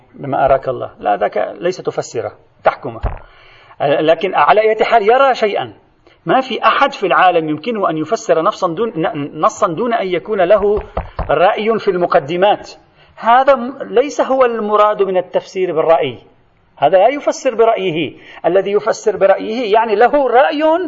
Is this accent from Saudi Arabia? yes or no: no; Lebanon; عندنا في لبنان